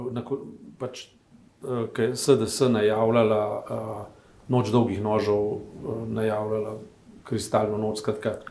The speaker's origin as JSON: {"language": "Slovenian", "country": "Slovenia"}